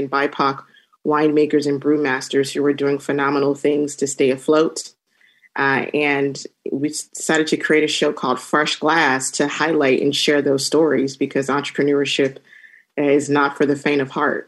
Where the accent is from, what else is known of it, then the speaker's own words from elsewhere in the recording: Temecula, California, United States; I grew up in Temecula, and through my exploration of traveling and in my professional journey, you know, I've been drinking a lot of wine.